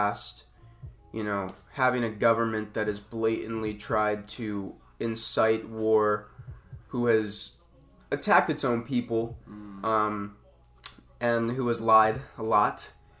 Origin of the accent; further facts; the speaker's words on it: United States; Being an American makes me feel not only proud, but it makes me feel good